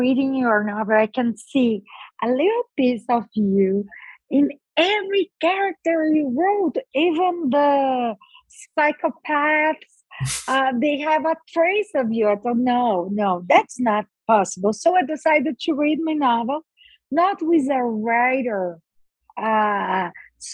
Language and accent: English; Brazil; English is a second language; I was born and raised in Brazil, and I've been a lawyer for 31 years